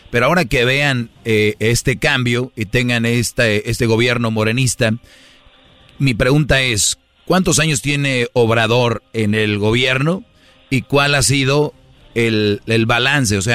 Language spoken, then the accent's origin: Spanish; Monterrey, Nuevo León, Mexico; yo soy, de Monterrey